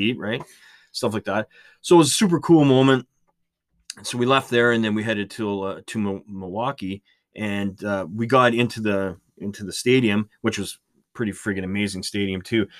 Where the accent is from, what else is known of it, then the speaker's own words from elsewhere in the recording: Canada; being Canadian